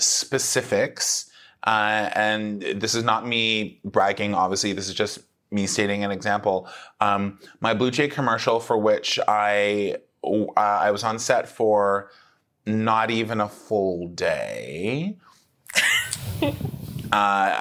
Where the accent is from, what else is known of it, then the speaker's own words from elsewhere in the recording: Mississauga, Ontario, Canada; now in Toronto, Canada; when I started doing theater when I was growing up in Mississauga